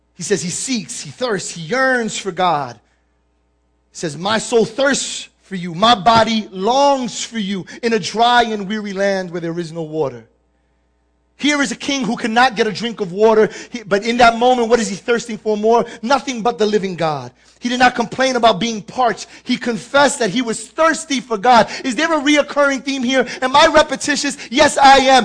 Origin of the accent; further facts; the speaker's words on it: New York City, New York, United States; I'm born and raised in the Bronx